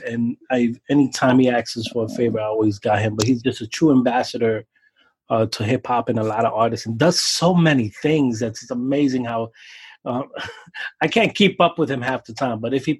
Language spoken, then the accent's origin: English; Brooklyn, New York, United States; And I'm an older guy. I'm 40. I grew up in Brooklyn hip hop.